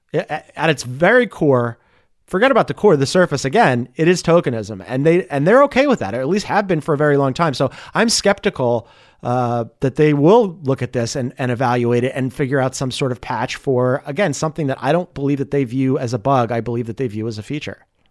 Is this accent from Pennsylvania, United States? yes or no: yes; Philadelphia, Pennsylvania, United States; as a Philadelphian